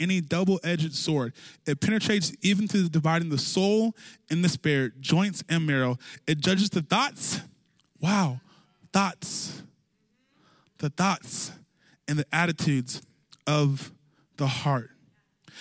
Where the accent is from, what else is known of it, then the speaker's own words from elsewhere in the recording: California, United States; I grew up in California